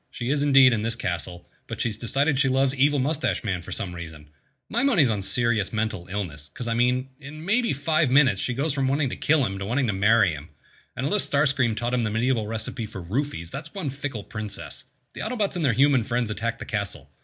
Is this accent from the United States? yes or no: yes; Maryland, United States; my home state, Maryland.